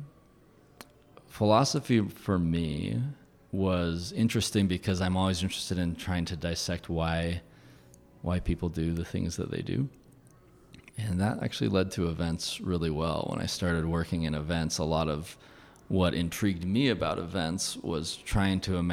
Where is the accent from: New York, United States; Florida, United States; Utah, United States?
Utah, United States; Farmington; I grew up in Farmington, like a half hour from Salt Lake